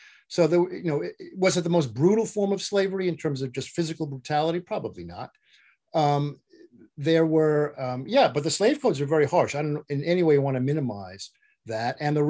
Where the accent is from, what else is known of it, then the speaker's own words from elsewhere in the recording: New York City, New York, United States; Oh gee, I haven't got that beautiful accent, man. I'm from Brooklyn. I don't talk like him.